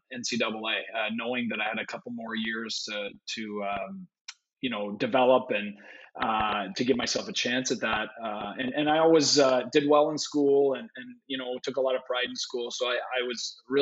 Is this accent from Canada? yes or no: yes; Vankleek Hill, Ontario, Canada; I grew up in a small town in Ontario called Van Cleek Hill, Ontario, population 1600.